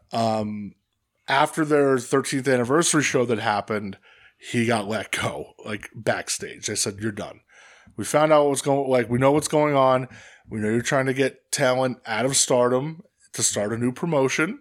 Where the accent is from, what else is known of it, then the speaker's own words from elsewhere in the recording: Hanover Township, Pennsylvania, United States; I'm from Hanover